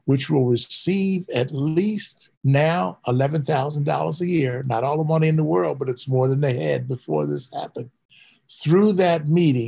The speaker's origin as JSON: {"language": "English", "town": "Philadelphia", "region": "Pennsylvania", "country": "United States", "tie": "born or raised there", "also_born_or_lived": "Detroit", "moved": "yes", "said": "I was a kid from South Philly, a third floor walk up"}